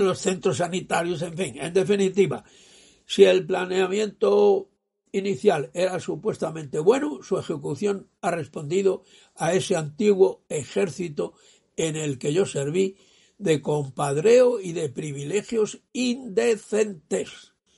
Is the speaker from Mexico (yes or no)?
no; Spain; un español nonagenario, yo